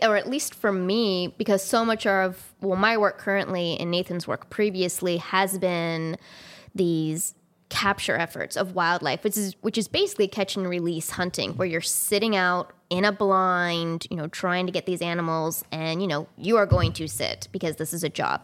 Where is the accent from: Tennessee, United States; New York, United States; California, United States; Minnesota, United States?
California, United States; also born or lived in Missouri; now in Maine, United States; I'm originally from California